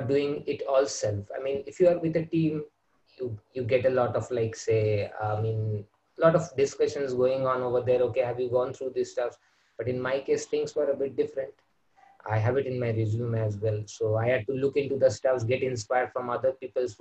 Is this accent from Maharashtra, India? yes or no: no; Kolkata, West Bengal, India; I'm from India, and I'm from West Bengal, where I've been brought up